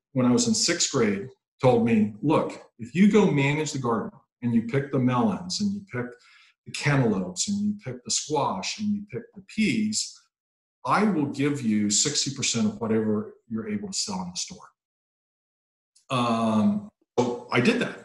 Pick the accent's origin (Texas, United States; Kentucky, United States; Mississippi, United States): Mississippi, United States; I'm from Mississippi